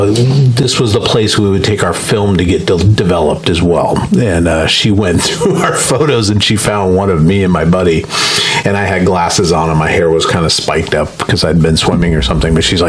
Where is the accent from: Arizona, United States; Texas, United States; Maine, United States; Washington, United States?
Washington, United States; Seattle; So years ago, I grew up on Capitol Hill.